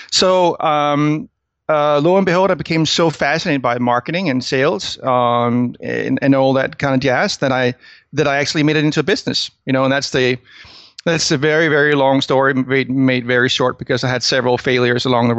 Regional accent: Denmark; English is a second language; I'm from Denmark originally. That's where you probably will pick up the weird accent I have. I usually say that, hey, I'm not American. I'm just a Danish person that listened to too many motivational speakers.

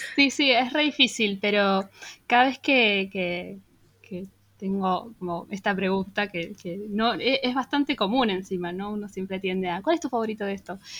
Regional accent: Buenos Aires, Argentina; nuestra identidad como porteños

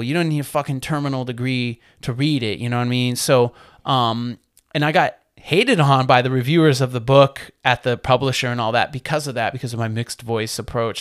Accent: Maine, United States; moved away as an adult; also born or lived in New Britain, Connecticut; growing up in Maine, you know, in the eighties and nineties

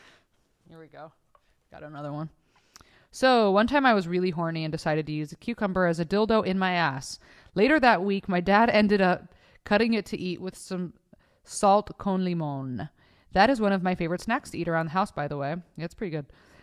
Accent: Oceanside, California, United States; Vista, I'm from Oceanside. Which is the next city close to it.

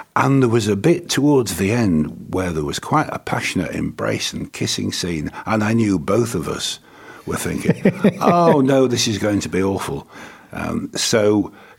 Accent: Leeds, Yorkshire and the Humber, United Kingdom; moved away; I'm originally from Leeds

